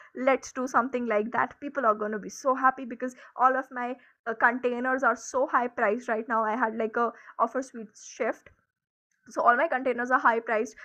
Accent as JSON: {"language": "English", "country": "India", "said": "I am an Indian"}